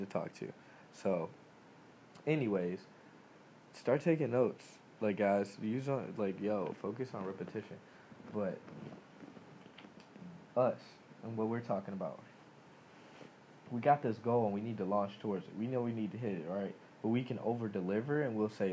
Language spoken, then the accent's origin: English; United States; I'm American, I live here, I was born here